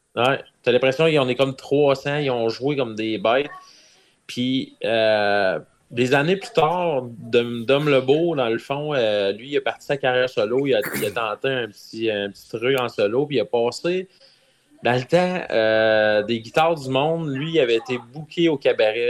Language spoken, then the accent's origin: French; Ville-Marie, Quebec, Canada; je viens de Ville-Marie